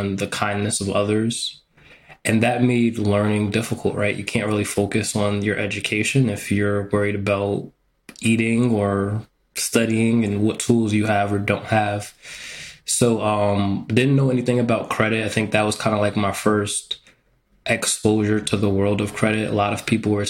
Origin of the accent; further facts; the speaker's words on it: New York, United States; moved away as an adult; also born or lived in Texas / Connecticut; I grew up in New York